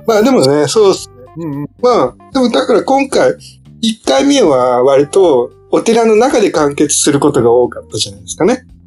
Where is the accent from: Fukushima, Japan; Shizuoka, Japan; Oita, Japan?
Shizuoka, Japan; Hamamatsu; 僕の地元も結構染め浜松なんですけど、染め有名なんですけど